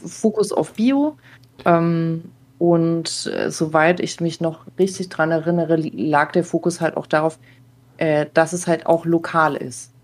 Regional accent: Baden-Württemberg, Germany; ich bin auch so in Baden-Württemberg groß geworden

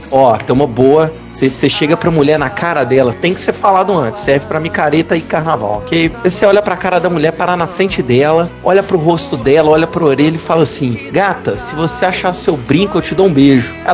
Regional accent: Minas Gerais, Brazil; É, nós somos mineiros, vamos para Salvador, queremos conhecer vocês e mesmo assim não adiantou.

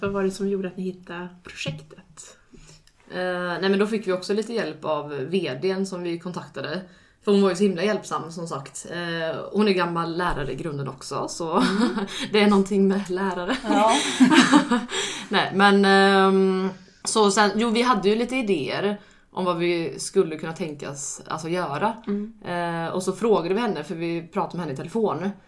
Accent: Alingsås, Västra Götaland, Sweden; moved away; jag är från Allingsås

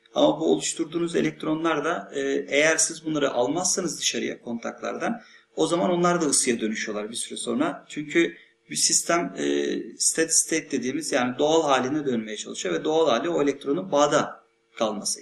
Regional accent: Thrace, Turkey; benim memleketim olan Trakya

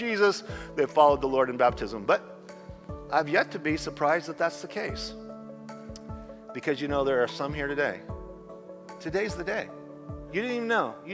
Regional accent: Idaho, United States; now in Southern California, United States; I'm from Idaho.

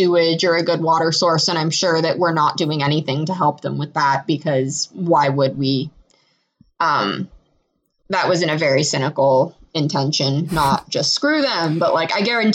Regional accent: Michigan, United States; I wasn't born in Michigan if I was born in Poland

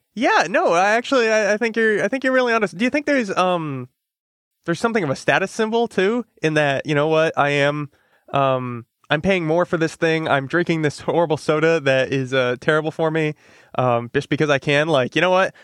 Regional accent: Connecticut, United States; I'm from Connecticut

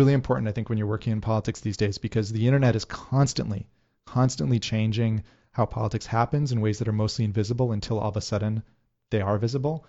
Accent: Worcester, Massachusetts, United States; growing up in Worcester

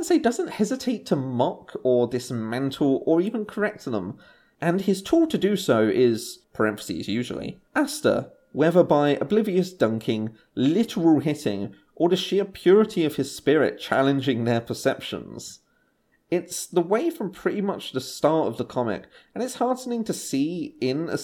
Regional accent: England, United Kingdom; I'm English. White English

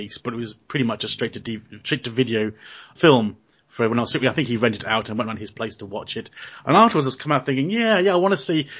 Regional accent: Australia; as an Australian

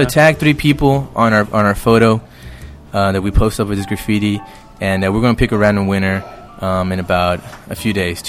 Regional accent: Houston, Texas, United States; I told them I was from Houston

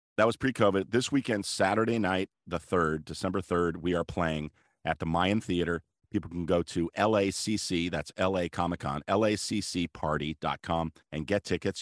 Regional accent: Los Angeles, California, United States; growing up in Los Angeles

